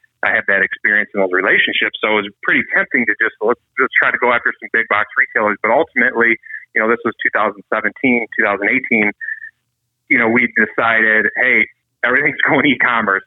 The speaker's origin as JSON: {"language": "English", "region": "Michigan", "country": "United States", "said": "we're from Michigan"}